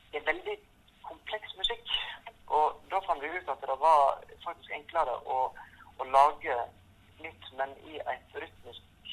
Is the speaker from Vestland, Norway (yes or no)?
yes; Voss, Vestland, Norway; moved away as an adult; now in Ål, Norway; jeg er vel egentlig vossing i utgangspunktet, men eh, har bodd på Ål siden 1999